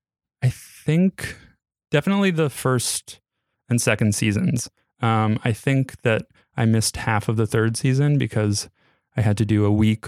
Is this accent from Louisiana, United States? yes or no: no; New York City, New York, United States; Born and raised there.